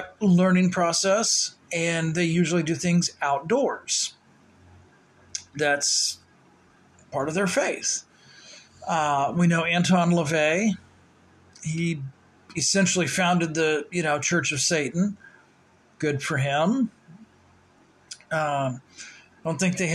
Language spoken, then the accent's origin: English; St. Louis, Missouri, United States; moved away; St. Louis, my hometown